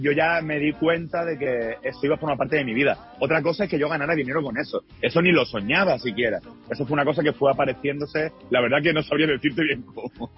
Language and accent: Spanish; Málaga, Andalusia, Spain; Yo soy de Málaga, es decir, que soy, de Andalucía, del, sur de España